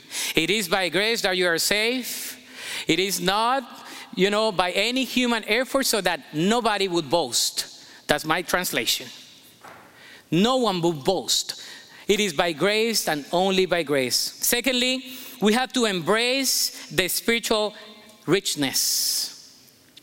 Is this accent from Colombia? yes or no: yes; Colombia; moved away as an adult; now in United States; I'm Colombian American. I came here when I was 19, and I didn't drive in my country